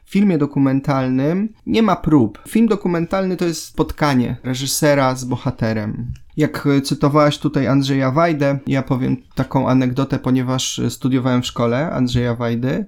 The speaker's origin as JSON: {"language": "Polish", "area": "Silesia and Zagłębie", "region": "Silesian Voivodeship", "country": "Poland", "tie": "born or raised there", "moved": "as an adult", "lives_now": "Gdynia, Poland", "said": "przyjechałem ze Śląska i z Zagłębia, tym co mnie tam wychowało"}